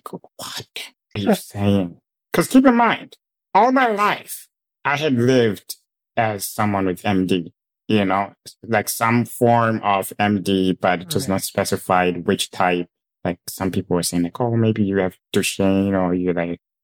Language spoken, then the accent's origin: English; Zimbabwe; moved away; I grew up in Zimbabwe